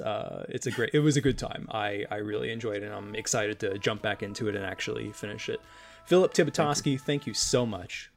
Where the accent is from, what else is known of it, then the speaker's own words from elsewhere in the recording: Chicago, Illinois, United States; moved away as an adult; now in California, United States; I I grew up there, uh, moved uh, to California about a year and a half ago